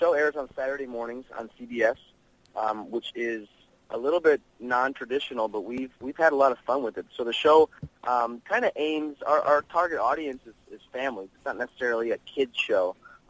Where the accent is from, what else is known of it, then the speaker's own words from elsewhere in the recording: Michigan, United States; moved away as an adult; also born or lived in Arizona / Santa Monica, California; now in California, United States; I'm a total West Coast guy now. I'm from Michigan, so I guess I'm a Midwestern boy living on the West Coast.